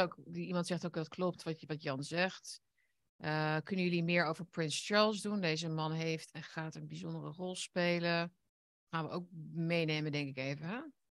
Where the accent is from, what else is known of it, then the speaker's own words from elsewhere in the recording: Netherlands; wij zijn trotse Nederlanders